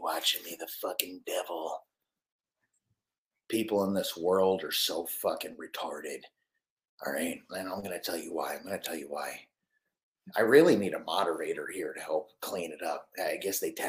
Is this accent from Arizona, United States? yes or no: no; Clearwater, Florida, United States; moved away; also born or lived in Tampa; I grew up in Clearwater. I grew up Clearwater Beach